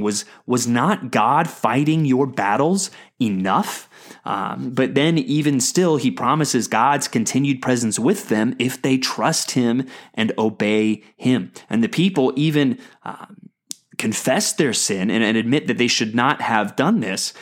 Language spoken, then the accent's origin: English; United States; as American Christians